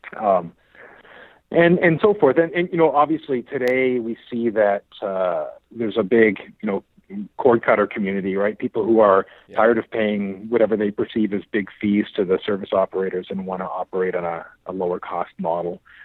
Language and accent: English; Ottawa, Ontario, Canada; I grew up in Ottawa, actually, okay. the nation's capital